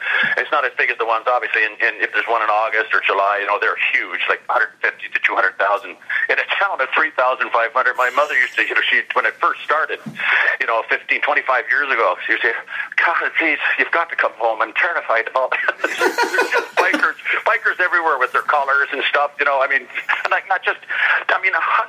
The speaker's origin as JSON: {"language": "English", "town": "Port Dover", "region": "Ontario", "country": "Canada", "tie": "born or raised there", "also_born_or_lived": "Dublin, Ireland / London, Ontario", "said": "In Port Dover, Ontario. I was born in Dublin, Ireland. I came over when I was very young, like 3 or 4 or something. And I grew up in a small town in Lake Erie"}